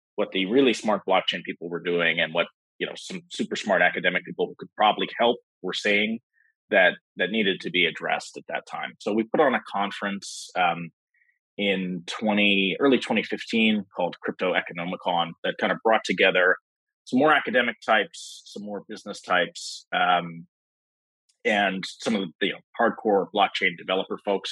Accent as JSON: {"language": "English", "town": "New York City", "region": "New York", "country": "United States", "also_born_or_lived": "Berkeley, California", "said": "I'm from New York City"}